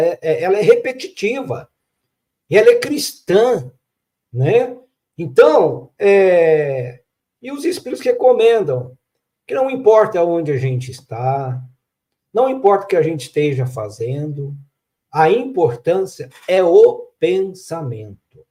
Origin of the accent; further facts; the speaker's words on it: Minas Gerais, Brazil; Como um bom mineiro